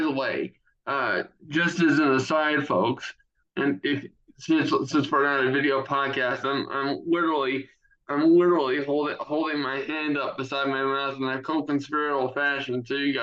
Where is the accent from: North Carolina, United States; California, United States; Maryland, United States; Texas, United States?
Maryland, United States; Anne Arundel County; I was born in Anne Arundel County boy. I spent the first 8 years of my life there. Been a Marylander my entire life